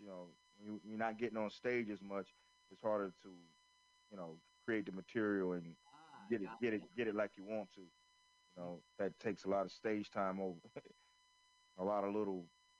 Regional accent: Florence, South Carolina, United States; near where I grew up in Florence, South Carolina

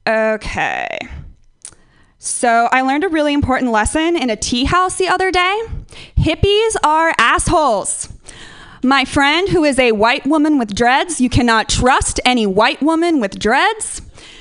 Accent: Northern California, United States; moved away; I'm from Northern California. I've been interacting with hippies my entire life

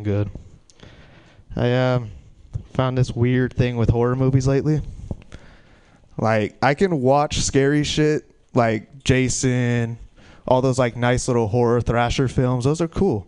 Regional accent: Stockton, California, United States; I'm from Stockton

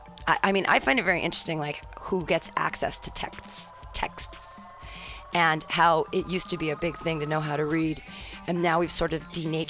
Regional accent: United States; as an American, even, I'm a very educated person

